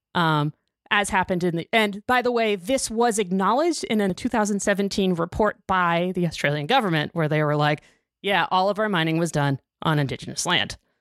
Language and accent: English; United States; I'm an American